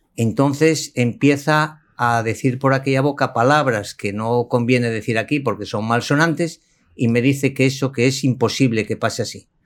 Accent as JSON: {"language": "Spanish", "region": "Asturias", "country": "Spain", "tie": "born or raised there", "said": "español y concretamente de Asturias, región del norte de España. Yo me formé en Asturias mi bachillerato, mi infancia"}